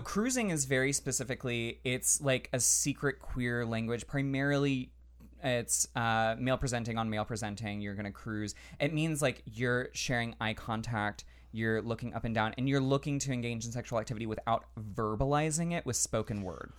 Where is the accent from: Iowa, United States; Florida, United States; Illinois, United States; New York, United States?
Florida, United States; Central; I grew up in Central Florida, which is very conservative